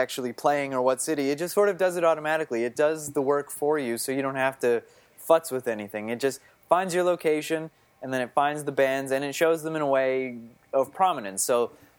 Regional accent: Fredericton, New Brunswick, Canada; moved away as an adult; also born or lived in Ottawa, Canada; now in New York City, United States; So I'm from Fredericton, New Brunswick. It's on the east coast of Canada. Mm-hmm. And I was born and raised there.

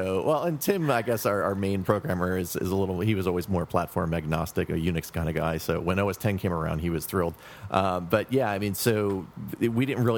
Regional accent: Philadelphia, Pennsylvania, United States; moved away as an adult; also born or lived in San Francisco Bay Area; now in New York City, United States; I grew up in Philadelphia, like I said, where the other two guys are. We went to school together and everything, but then about, I guess, 12 and a half years ago, I had moved to San Francisco, the Bay Area

